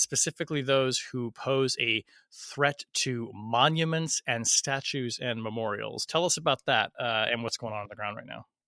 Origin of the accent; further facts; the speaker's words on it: Portland, Oregon, United States; Portland, my hometown